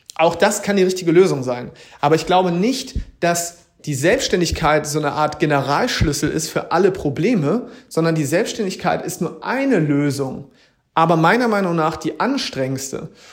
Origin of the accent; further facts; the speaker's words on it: Schleswig-Holstein, Germany; moved away as an adult; now in Hamburg, Germany; ich komme ja aus Schleswig-Holstein